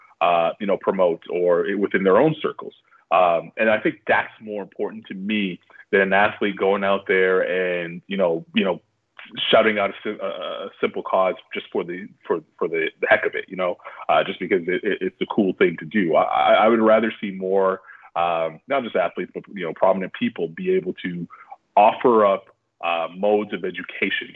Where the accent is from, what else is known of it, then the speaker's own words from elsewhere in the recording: Canada; moved away as an adult; I'm proud Canadian